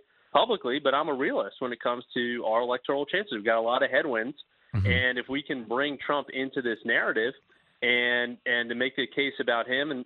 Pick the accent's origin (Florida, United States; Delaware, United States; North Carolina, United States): Delaware, United States; I grew up in Delaware